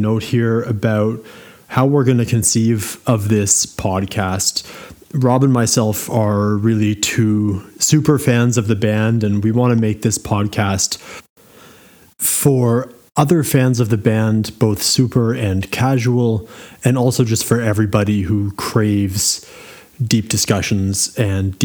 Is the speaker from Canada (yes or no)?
yes; Ottawa, Ontario, Canada; moved away as an adult; also born or lived in Halifax, Canada; now in Germany; I'm originally from Ottawa. Via Halifax, I then landed in Germany in 2009, and I've been there ever